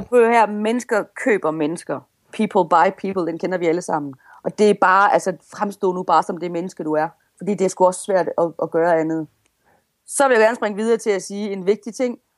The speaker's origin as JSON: {"language": "Danish", "country": "Denmark", "accent": "Jutlandic", "said": "jeg taler jo simpelthen så jysk"}